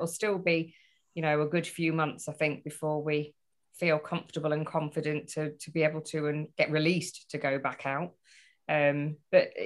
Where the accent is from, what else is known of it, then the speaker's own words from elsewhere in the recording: Beverley, Yorkshire and the Humber, United Kingdom; moved away; But I'm still officially a Yorkshire girl. I was born in Yorkshire. Beverly is on my driving license as my place of birth, so it is Yorkshire still.